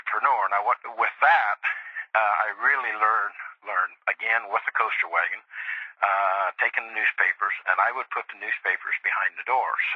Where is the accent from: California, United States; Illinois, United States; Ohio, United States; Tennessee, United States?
Ohio, United States; Dayton; I grew up in Dayton, Ohio, in the east side of Dayton, Ohio